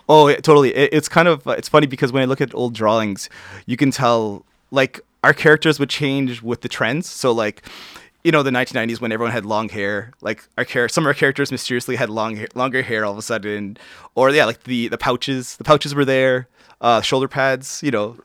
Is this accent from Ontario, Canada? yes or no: yes; Toronto, Ontario, Canada; I was born, um, uh, Toronto, uh, Women's College, if they wanna get that specific. Um, yeah, and I, I grew up, I, I grew up, uh, i, like, within the, um, I would say the old, the Runnymede